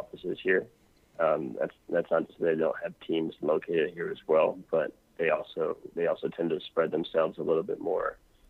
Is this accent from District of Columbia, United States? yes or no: yes; Washington, District of Columbia, United States; moved away as an adult; now in Chile; I was back in my hometown last month in DC.